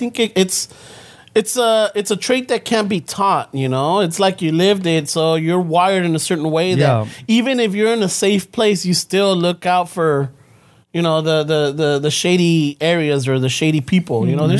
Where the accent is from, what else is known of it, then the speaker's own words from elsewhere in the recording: Los Angeles, California, United States; I'm from South LA.